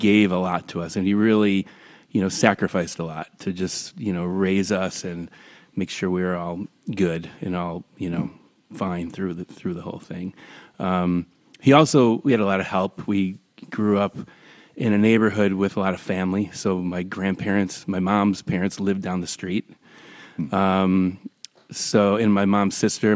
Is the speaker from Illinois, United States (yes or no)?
yes; Highland Park, Illinois, United States; I grew up in Highland Park, Illinois, which is north of Chicago, north suburb of Chicago